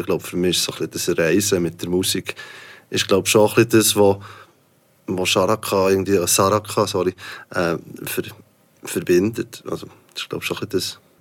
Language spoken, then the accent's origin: German; Switzerland; wir sind alle Schweizer